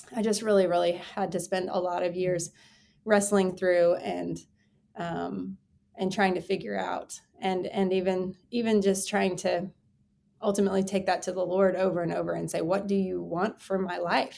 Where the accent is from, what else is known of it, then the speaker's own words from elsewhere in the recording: Texas, United States; I grew up in Texas, Texas born and raised